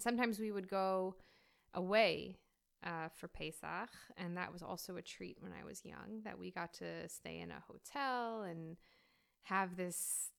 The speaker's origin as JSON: {"language": "English", "region": "New York", "country": "United States", "tie": "born or raised there", "said": "There was no we grew up in the States, in New York."}